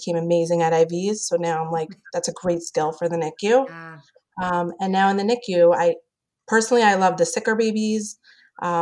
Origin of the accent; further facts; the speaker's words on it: New York City, New York, United States; I'm from New York, New York City